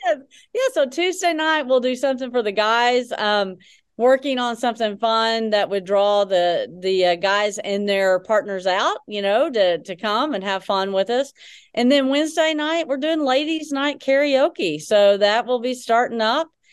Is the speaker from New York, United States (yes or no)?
no; Texarkana, Arkansas, United States; moved away as an adult; also born or lived in Little Rock, Arkansas / Hot Springs, Arkansas; So, native Arkansan. So, I grew up in Texarkana, so southwest Arkansas.